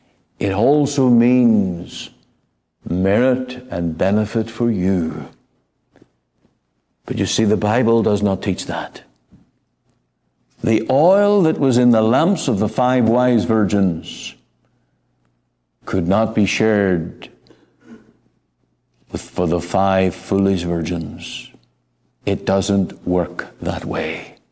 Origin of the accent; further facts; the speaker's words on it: Ireland; Now, I come from Ireland, and it's a very Roman Catholic country, much of it.